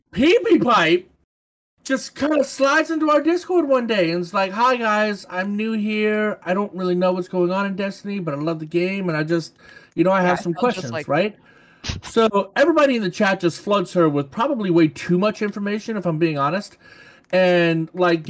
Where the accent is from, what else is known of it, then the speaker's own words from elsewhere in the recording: New Orleans, Louisiana, United States; moved away as an adult; now in Florida, United States; I'm not from here. I'm from New Orleans. I just happen to live here for the last... 15 years